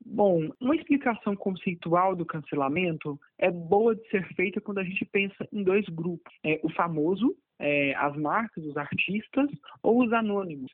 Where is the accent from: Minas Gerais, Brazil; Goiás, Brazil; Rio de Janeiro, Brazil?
Goiás, Brazil; Anápolis; eu sou de Anápolis